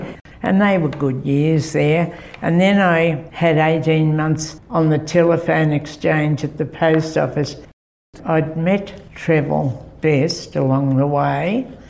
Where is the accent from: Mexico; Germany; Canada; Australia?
Australia; Marshall Mount area, New South Wales; also born or lived in Wollongong / Kiama; I was born in Maru Meadow in 1931, so I'm 89 now. I'll be 90 in July.